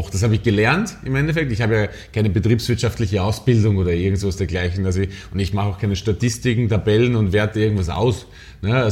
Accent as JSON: {"language": "German", "country": "Austria", "lives_now": "Berlin, Germany", "said": "Naja, man muss, man muss sagen, dass wir als Österreicher ja äh, total überall so einen Bonus haben."}